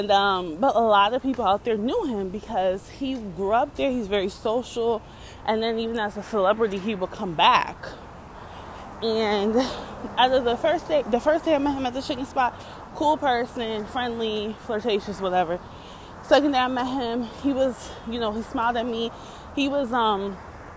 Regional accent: New York City, New York, United States; also born or lived in Yonkers; I am somebody from the Bronx and Harlem. I am somebody from the hood.

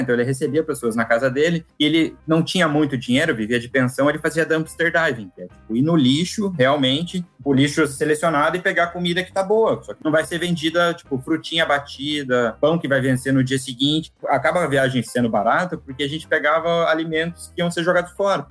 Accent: Curitiba, Paraná, Brazil; now in Germany; eu sou de Curitiba, eu estava lá visitando meus pais

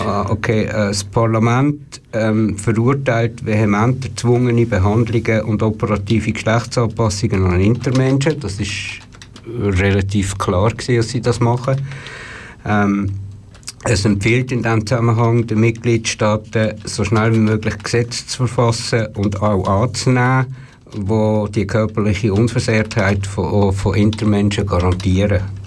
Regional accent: Switzerland; als Schweizer

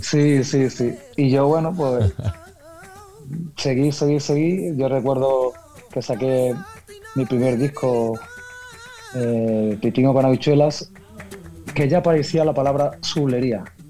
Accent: Ayamonte, Andalusia, Spain; yo soy andaluz, sí, Dayamonte

